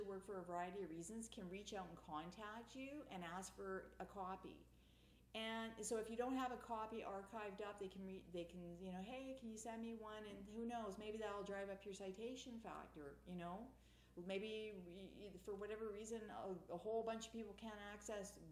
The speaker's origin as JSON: {"language": "English", "country": "Canada", "said": "I'm Canadian"}